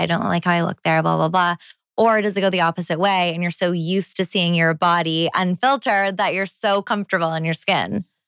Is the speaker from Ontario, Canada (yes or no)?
yes; Toronto, Ontario, Canada; I'm a city girl. I grew up in Toronto.